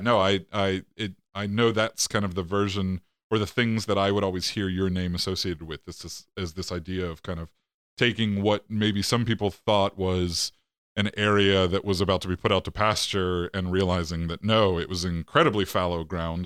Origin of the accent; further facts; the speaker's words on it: State College, Pennsylvania, United States; I was born in State College, Pennsylvania.